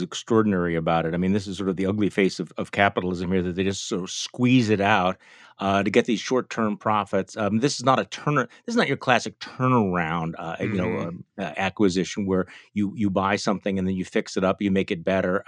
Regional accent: Midwest, United States; accent: chirpy Midwestern; my chirpy Midwestern accent.

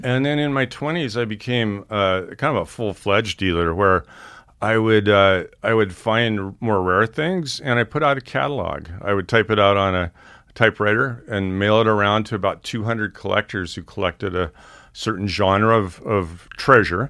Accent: Missoula, Montana, United States; I grew up in Missoula, Montana

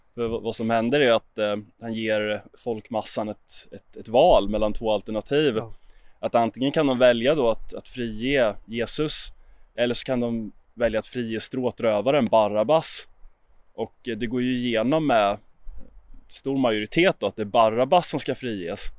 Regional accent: Jönköping, Jönköping County, Sweden; Jag är uppvuxen i Jönköping

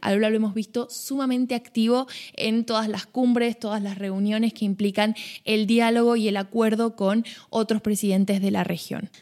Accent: Argentina; como buena argentina

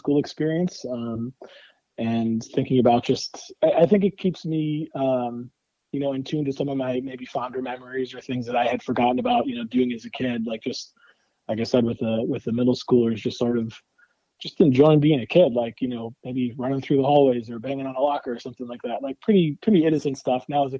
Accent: Buffalo, New York, United States; moved away as an adult; now in New York City, United States; I'm from Buffalo

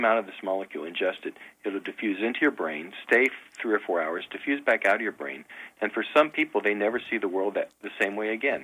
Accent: Cincinnati, Ohio, United States; moved away as an adult; also born or lived in Iowa / Purdue (Indiana); I grew up just outside Cincinnati

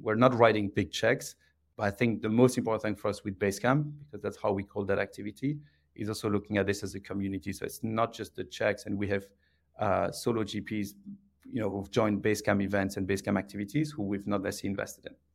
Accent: Belgium; English is a second language; moved away as an adult; now in United Kingdom; I'm from uh, I'm from Belgium. Uh, I grew up uh, south of Brussels

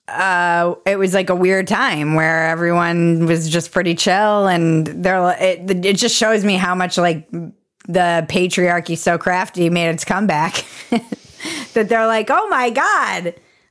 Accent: United States; as an American

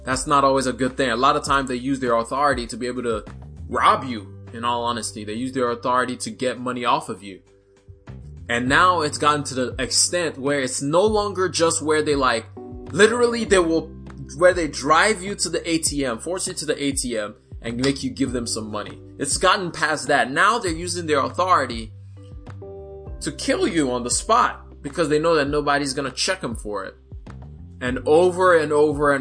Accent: Nigeria; now in United States; Proud to be a Nigerian. I moved to the United States in 2006

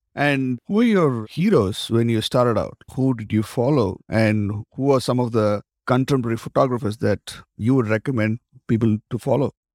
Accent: Tamil Nadu, India; I come from South India, actually. I come from Tamil Nadu

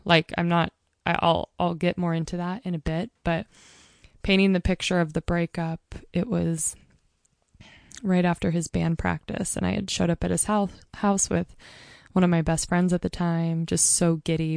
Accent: Mount Hood, Oregon, United States; also born or lived in Portland, Oregon; I'm growing up on Mount Hood

